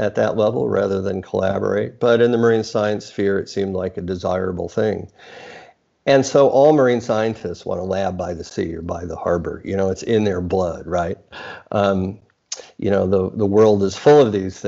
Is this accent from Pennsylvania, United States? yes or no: no; New York City, New York, United States; moved away as an adult; also born or lived in California; now in Australia; So I was born in the U.S., actually in Brooklyn, so I'm a New Yorker by origin